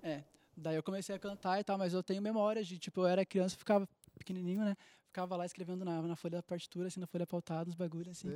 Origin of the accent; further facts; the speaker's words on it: Gravataí, Rio Grande do Sul, Brazil; eu sou de Gravataí, no Rio Grande do Sul, do lado de Porto Alegre